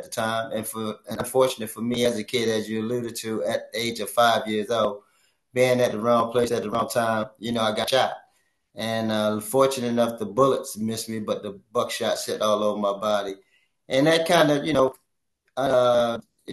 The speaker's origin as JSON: {"language": "English", "town": "Baltimore", "region": "Maryland", "country": "United States", "tie": "born or raised there", "said": "we grew up in the Lafayette Project."}